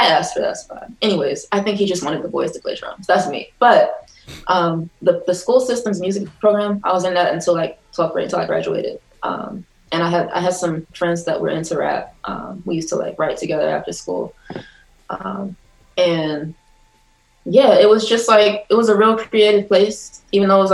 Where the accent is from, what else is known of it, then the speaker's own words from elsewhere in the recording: Ewing, New Jersey, United States; also born or lived in East Orange, New Jersey; I grew up in central New Jersey, in Ewing.